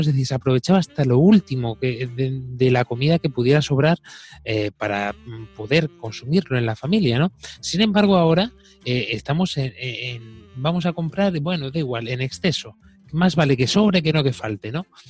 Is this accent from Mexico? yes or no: no; Spain; yo esto lo he vivido de pequeño en mi pueblo